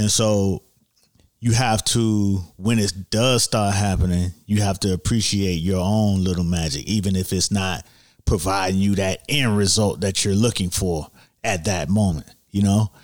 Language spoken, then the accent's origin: English; Miami, Florida, United States; also born or lived in Scott Lake, Miami Gardens; we we moved from Liberty City to Scott Lake, which is now in Miami Gardens